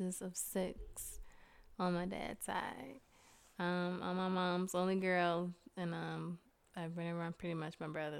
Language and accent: English; Chicago, Illinois, United States; growing up in Out West Illinois, we used to stay in this 3-bedroom apartment right off of St. Louis and Carroll